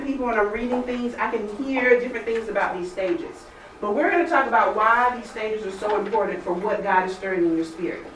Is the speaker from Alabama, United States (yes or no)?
yes; Alabama, United States; moved away as an adult; also born or lived in Atlanta area, Georgia; now in Woodstock, United States; I'm from Alabama, and when I graduated, I moved to Georgia, to Atlanta area